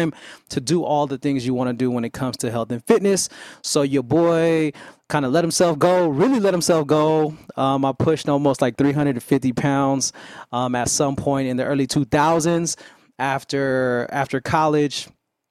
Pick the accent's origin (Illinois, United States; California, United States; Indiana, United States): California, United States; Vallejo; growing up in Vallejo playing ball at Wardlaw Elementary